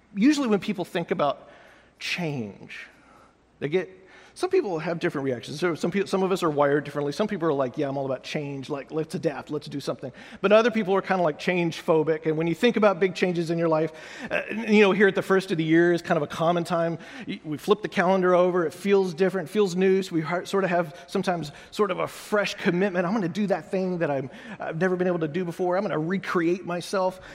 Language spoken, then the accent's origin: English; United States; also born or lived in Austin; I'm an American